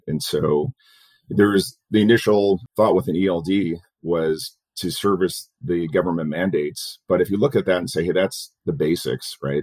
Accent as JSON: {"language": "English", "town": "Dearborn", "region": "Michigan", "country": "United States", "tie": "born or raised there", "also_born_or_lived": "Plymouth, Michigan / Detroit, Michigan / Malibu, California / Chicago, Illinois", "moved": "as an adult", "lives_now": "Phoenix, United States", "said": "I grew up in Dearborn in Plymouth."}